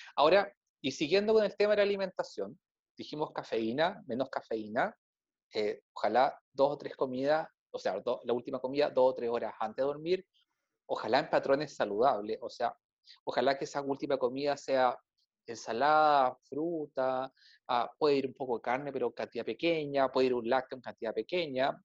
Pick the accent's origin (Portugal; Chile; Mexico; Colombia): Chile; Yo creo que soy el único chileno que no se ha enfermado con la comida mexicana